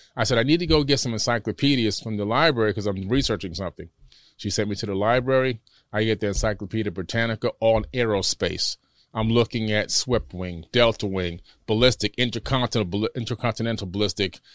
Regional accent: Miami, Florida, United States; born or raised there; also born or lived in Queens, New York

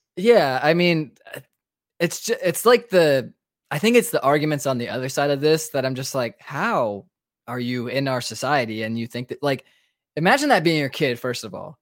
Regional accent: Raleigh, North Carolina, United States; moved away as an adult; now in Georgia, United States; I'm obviously originally from Raleigh, North Carolina

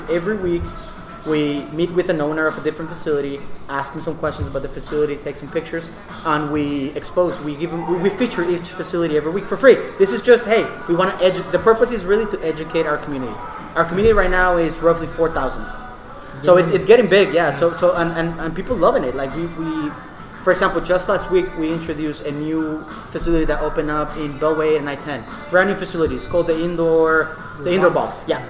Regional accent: Houston, Texas, United States; In Houston, so in the west side of town, really, closer to like I-10 and Derry Ashford.

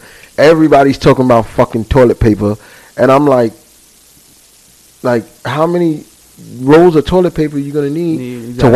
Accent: New York City, New York, United States; we're born and raised here

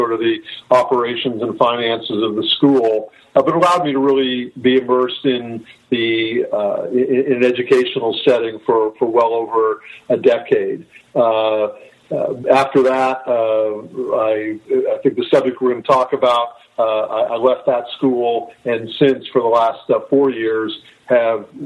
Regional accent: Northern California, United States; also born or lived in San Diego; I grew up in Northern California, went to public schools

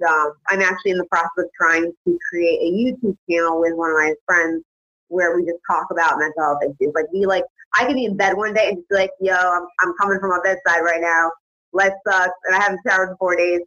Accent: East Hartford, Connecticut, United States; I was born and raised in East Hartford, Connecticut

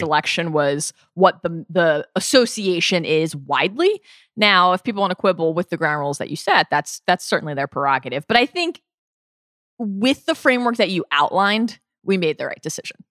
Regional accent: Maryland, United States; Even growing up in the Mid-Atlantic, I grew up in Maryland

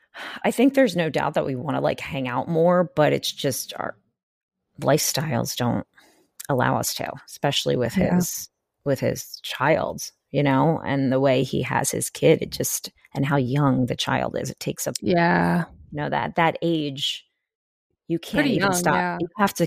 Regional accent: Pennsylvania, United States; It was closer mall to me when I lived in the city than like another mall that was closer to where I grew up in Pennsylvania.

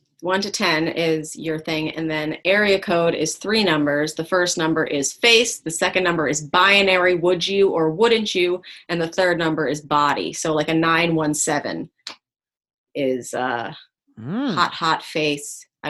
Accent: New York, United States; Yeah, Upper East Side.

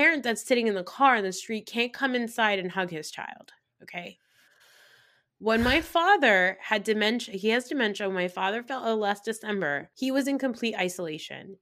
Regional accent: New Jersey, United States; I'm a Pakistani girl from New Jersey

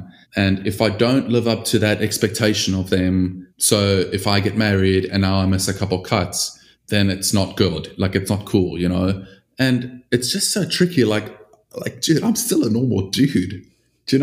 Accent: South Africa; growing up in South Africa

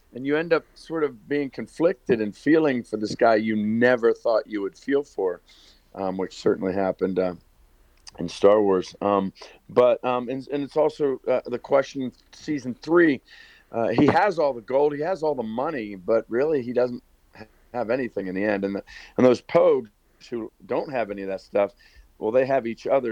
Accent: Northern Virginia, United States; moved away as an adult; also born or lived in Pittsburgh, Pennsylvania / Williamsburg, Virginia / Hollywood, California; now in Nashville, United States; I was born in Pittsburgh, uh, but my parents uh, split when I was in about third grade, and my mother moved us to Northern Virginia, right outside of um, D.C. And so I grew up in Northern Virginia.

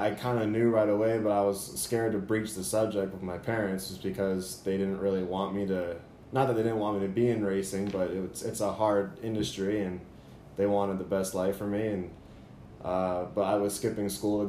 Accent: Brampton, Ontario, Canada; now in Florida, United States; Originally, I'm from Brampton, Ontario, Canada, which is just outside of Toronto. It's about 45 minutes away, but that's where I grew up as a kid.

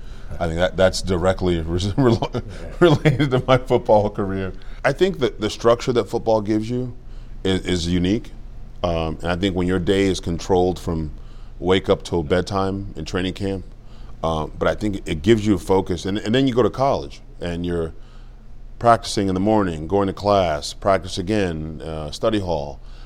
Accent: Cameroon; moved away; I was born in Cameroon, like I said, Cameroon, West Africa.

